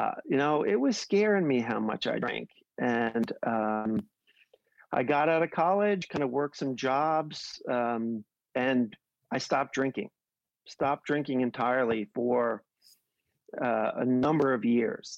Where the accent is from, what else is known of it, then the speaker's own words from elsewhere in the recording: New York City, New York, United States; I grew up in New York, relatively humble beginnings